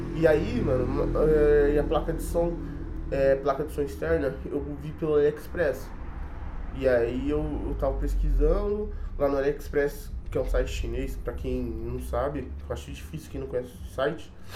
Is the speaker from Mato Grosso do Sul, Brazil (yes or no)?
no; São Paulo, Brazil; sou de São Paulo